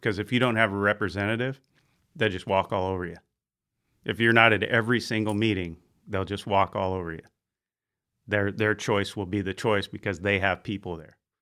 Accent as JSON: {"language": "English", "town": "Bayside", "region": "California", "country": "United States", "tie": "born or raised there", "said": "I grew up out in Bayside on Jacoby Creek"}